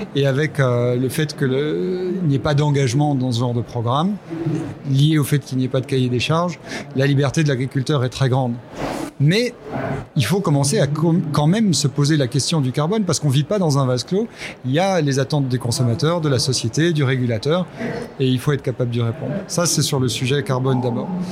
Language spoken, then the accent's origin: French; Belgium; je suis belge aussi